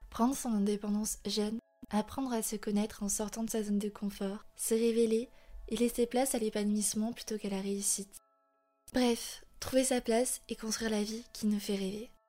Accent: Canada; moved away; j'ai grandi là-bas au Canada

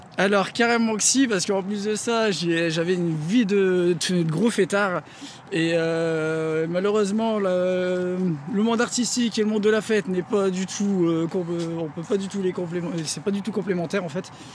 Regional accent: Denain, Hauts-de-France, France; je viens de Denain

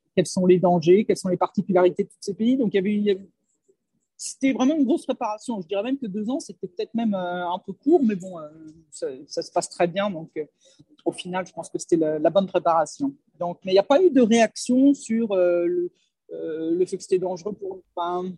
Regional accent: France; moved away as an adult; je suis partie de France il y a très longtemps, j'avais la vingtaine

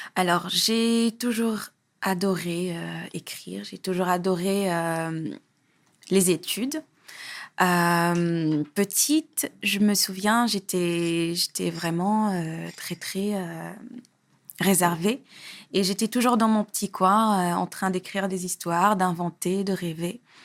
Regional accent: Senegal; also born or lived in Parcelles Assainies, Dakar, Senegal; J'ai, j'ai grandi à, à Hambourg, mais j'ai passé mes plus jeunes années au Parcelles Assainies, à Dakar

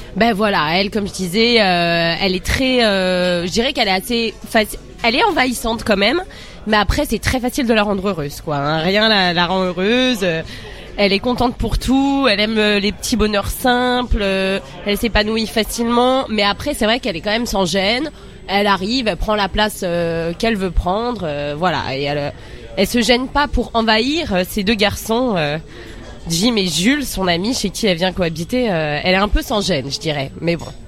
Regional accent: Seine-Saint-Denis, Île-de-France, France; on est sous bois 9-3

